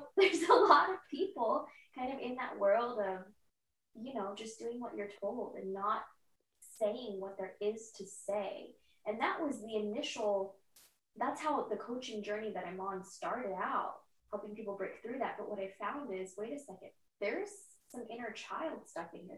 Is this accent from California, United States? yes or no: yes; San Diego, California, United States; moved away as an adult; now in Austin, United States; moved to Austin, Texas about a month ago, and I'm from San Diego